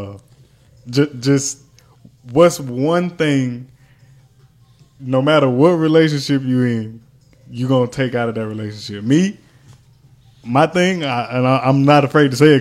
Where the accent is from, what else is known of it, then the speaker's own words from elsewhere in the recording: Texas, United States; moved away; where I grew up